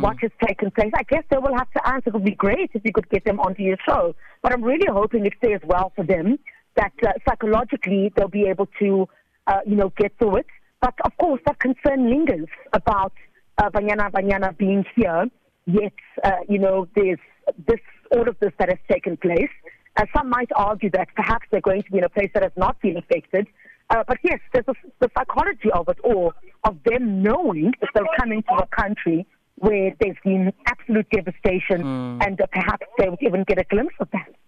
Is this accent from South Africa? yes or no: yes; South Africa; I'm South African.